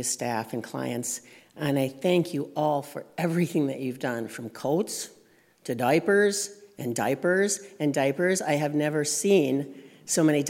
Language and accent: English; Pipestone, Minnesota, United States; I grew up in Pipestone, Minnesota, so I had Native friends when I was a child